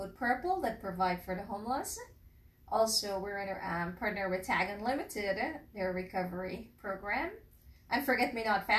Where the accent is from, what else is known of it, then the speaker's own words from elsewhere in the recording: Guyana; now in Newark; I'm from Guyana in South America, next to Brazil. So I grew up in a big agricultural background